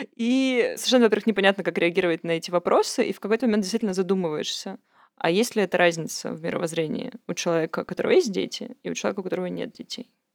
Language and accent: Russian; Yekaterinburg, Sverdlovsk Oblast, Russia; формально я родилась еще в Свердловске